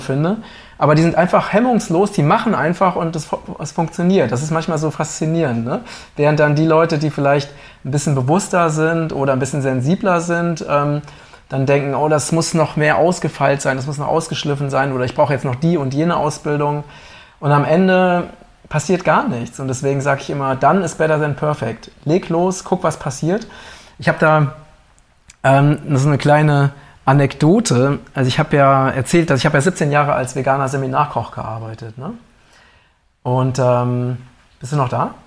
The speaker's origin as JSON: {"language": "German", "country": "Germany", "said": "als Deutsche"}